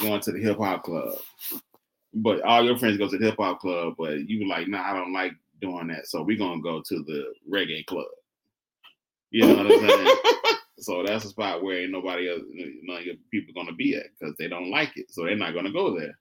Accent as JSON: {"language": "English", "region": "Mississippi Delta", "country": "United States", "said": "I'm from Mississippi. Mississippi Delta, the big I'm a Delta boy, country boy"}